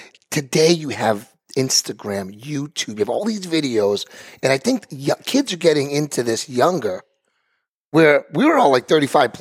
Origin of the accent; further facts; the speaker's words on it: Burlington, Massachusetts, United States; I grew up in Burlington.